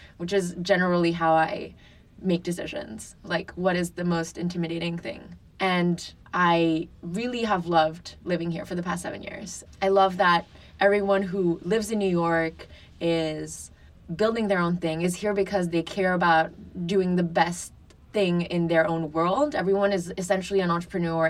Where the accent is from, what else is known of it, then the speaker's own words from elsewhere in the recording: Paris, Île-de-France, France; now in Brooklyn, United States; I grew up in France with my mom in Paris.